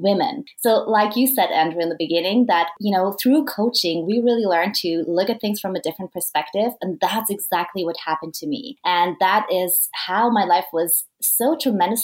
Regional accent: Vienna, Austria; moved away as an adult; also born or lived in United Kingdom / Madrid, Spain; I am from Vienna, Austria

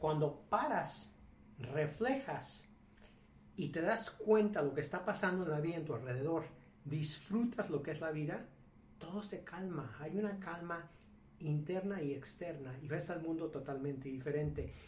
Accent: Mexico; yo soy mexicano, empresario, con varios negocios en México

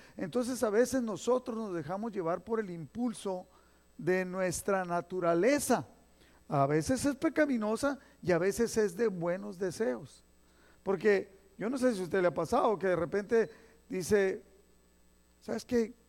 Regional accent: Mexico; moved away; nosotros mexicanos, los que nacimos allá en México y crecimos en la escuela allá

